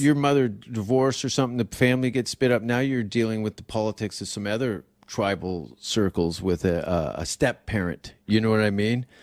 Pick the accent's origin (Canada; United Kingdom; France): Canada; moved away as an adult; now in United States; I'm Canadian